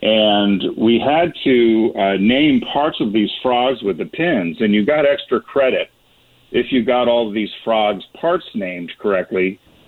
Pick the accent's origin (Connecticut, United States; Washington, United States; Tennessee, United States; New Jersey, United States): Connecticut, United States; where we grew up in Connecticut, and it was so rural at the time that the high schools were combined, the towns had combined high schools.